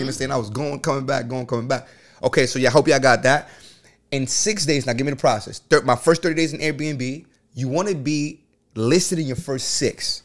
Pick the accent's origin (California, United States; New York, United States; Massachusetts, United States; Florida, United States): New York, United States; New York City; I'm from the Bronx